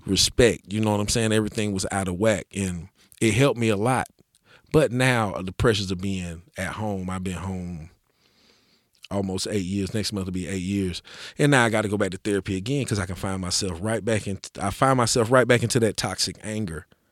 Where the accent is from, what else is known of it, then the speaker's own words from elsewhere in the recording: Asheville, North Carolina, United States; growing up in West Asheville, there was no opportunities for me as a young man